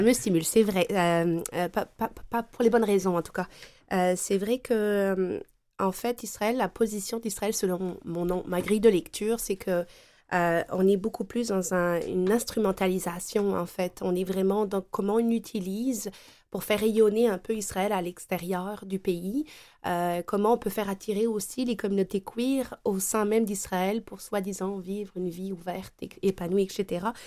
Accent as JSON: {"language": "French", "country": "France", "tie": "born or raised there", "moved": "yes", "lives_now": "Quebec, Canada", "said": "je suis native de France"}